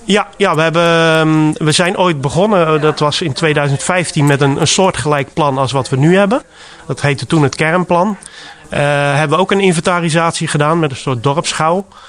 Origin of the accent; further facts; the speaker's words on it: Rotterdam, South Holland, Netherlands; moved away as an adult; now in Giessenburg, Netherlands; Ik kom oorspronkelijk uit Rotterdam. En ik ben eh, op mijn achttiende jaar hier terechtgekomen.